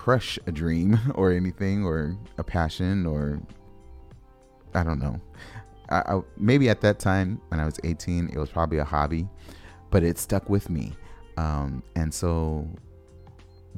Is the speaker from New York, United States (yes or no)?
no; Los Angeles, California, United States; I grew up in Los Angeles